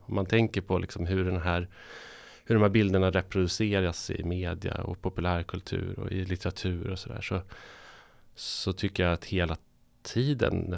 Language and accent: Swedish; northern Sweden, Sweden; moved away; jag kommer från norra Sverige